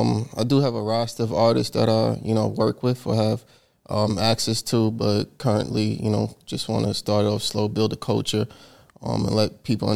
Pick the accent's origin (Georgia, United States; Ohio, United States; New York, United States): New York, United States; New York City; I'm from Corona, Queens, New York.